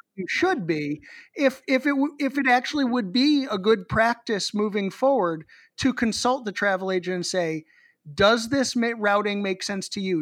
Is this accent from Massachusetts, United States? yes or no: yes; Boston, Massachusetts, United States; the Boston Red Sox does, my hometown baseball team